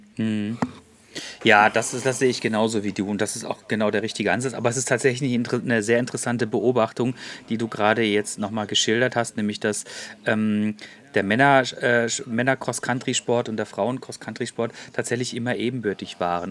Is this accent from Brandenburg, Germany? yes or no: no; Freiburg, Baden-Württemberg, Germany; ich bin nämlich gebürtiger Freiburger.